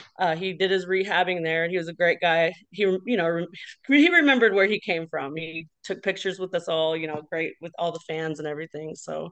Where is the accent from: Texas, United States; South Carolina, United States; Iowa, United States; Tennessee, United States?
Texas, United States; Wichita Falls; moved away; I grew up a Rangers fan. I mean, I'm from Wichita Falls, Texas originally, so we grew up always going to Rangers games